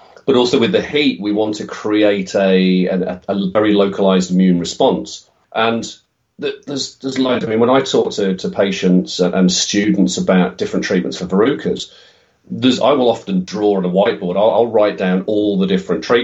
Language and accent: English; Midlands, United Kingdom; also born or lived in Oxford; came back to the Midlands, where both of our families were from